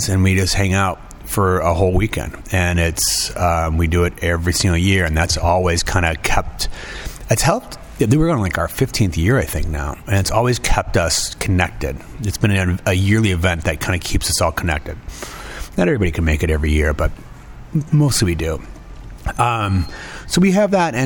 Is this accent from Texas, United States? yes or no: no; Davenport, Iowa, United States; moved away; I don't really have any family living here anymore, but it's still kind of my hometown